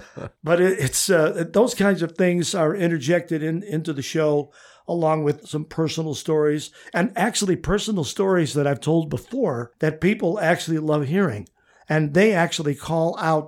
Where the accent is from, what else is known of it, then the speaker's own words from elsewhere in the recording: Midwest, United States; you're from the East, I'm from the Midwest